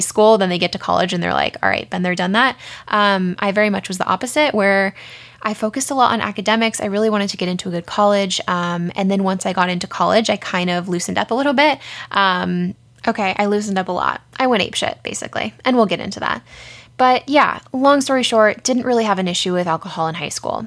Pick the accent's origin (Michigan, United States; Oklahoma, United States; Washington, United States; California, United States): California, United States; San Diego; we grew up in San Diego